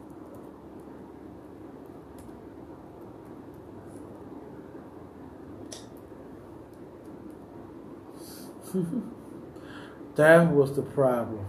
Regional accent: Cleveland, Ohio, United States; I'm from Cleveland, Ohio

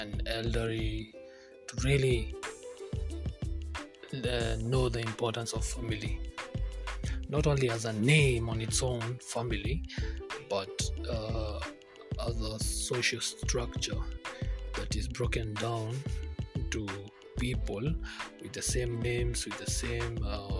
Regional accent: Kikuyu, Central Kenya, Kenya; first language Kikuyu; English is a second language; I'm a Kikuyu.

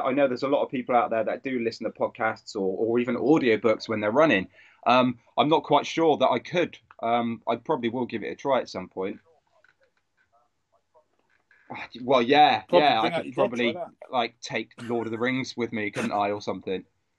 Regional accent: South West England, United Kingdom; made me embarrassed to tell people I'm from Cornwall, it's the fucking cream tea debate.

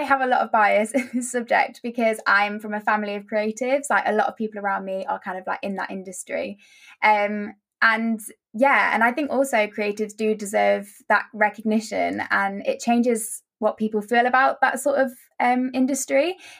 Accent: Nottingham, East Midlands, United Kingdom; I'm 19 years old and I'm from Nottingham.

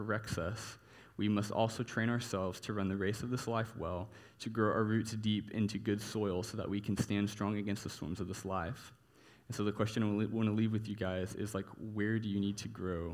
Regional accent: Texas, United States; growing up in Texas

